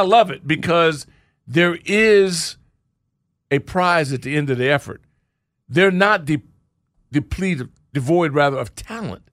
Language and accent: English; Orange County, California, United States; moved away; I grew up in Orange County, and I remember nothing but orange groves when we were in Tustin